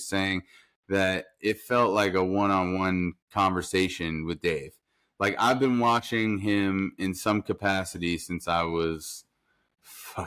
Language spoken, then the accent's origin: English; New York, United States; moved away; I'm from New York